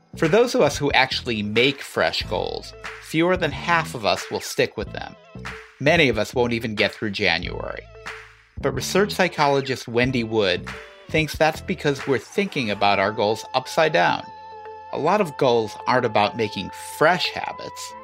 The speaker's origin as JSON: {"language": "English", "town": "Chicago", "region": "Illinois", "country": "United States", "tie": "born or raised there", "said": "I grew up in Chicago"}